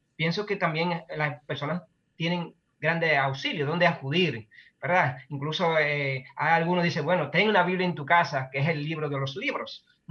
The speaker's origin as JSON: {"language": "Spanish", "country": "Dominican Republic", "said": "un pueblo como nuestro, como República Dominicana"}